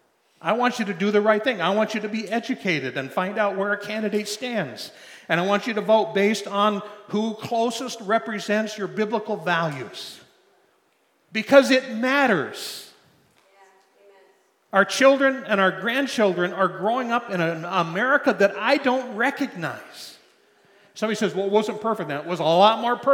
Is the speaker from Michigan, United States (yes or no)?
no; Liberty, Missouri, United States; Liberty, Missouri, my hometown